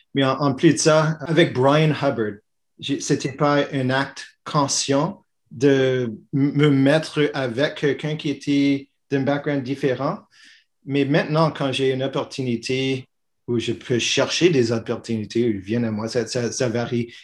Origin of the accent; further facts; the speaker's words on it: Montreal, Quebec, Canada; je suis fièrement québécois, je suis montréalais, je suis canadien